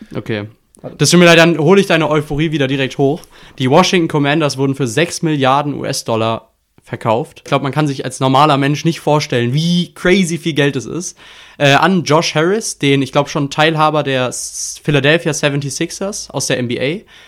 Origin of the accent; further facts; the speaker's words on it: Germany; wir sind als Deutsche